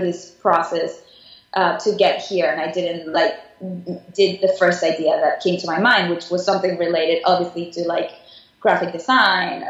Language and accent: English; Caracas, Capital District, Venezuela; moved away as an adult; also born or lived in Savannah, Georgia / Miami; now in New York, United States; I was born and raised in Caracas, Venezuela. And at the age of 19, I decided to move to the U.S. to go to school here.